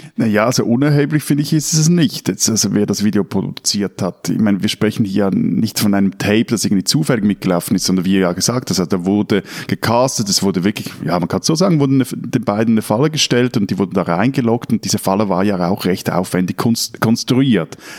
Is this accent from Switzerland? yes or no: yes; Switzerland; bei uns in der Schweiz